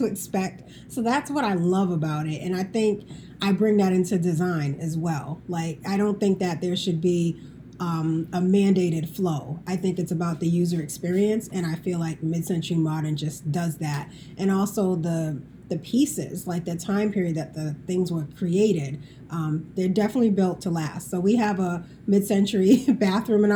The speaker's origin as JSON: {"language": "English", "town": "Boston", "region": "Massachusetts", "country": "United States", "said": "I'm originally from the Boston area."}